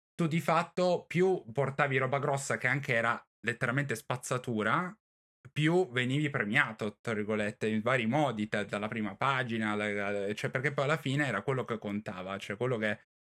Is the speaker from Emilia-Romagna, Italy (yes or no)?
no; Turin, Piedmont, Italy; io sono di Torino